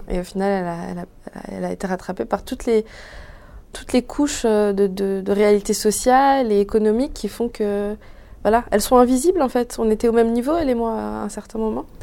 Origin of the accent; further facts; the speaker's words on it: Sarcelles, Île-de-France, France; also born or lived in Paris; j'ai grandi, j'ai passé les 15 premières années de ma vie à Sarcelles